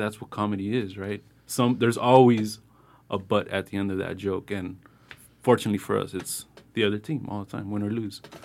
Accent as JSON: {"language": "English", "town": "Los Angeles", "region": "California", "country": "United States", "tie": "born or raised there", "said": "I grew up in Boyle Heights"}